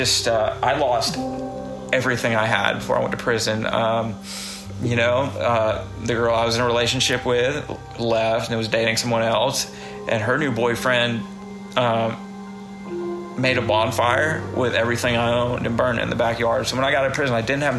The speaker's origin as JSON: {"language": "English", "region": "the South", "country": "United States", "said": "I'm from the South"}